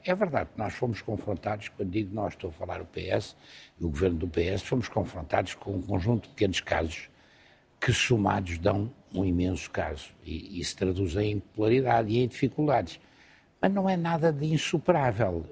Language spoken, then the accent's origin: Portuguese; Lisbon, Portugal; Eu sou lisboeta apaixonado